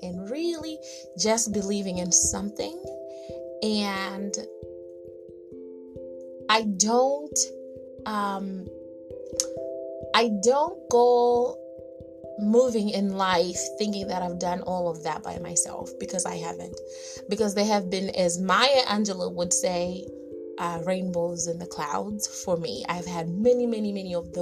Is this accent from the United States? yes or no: no; Zimbabwe; I grew up in Southern Africa in a very small teapot looking like country called Zimbabwe.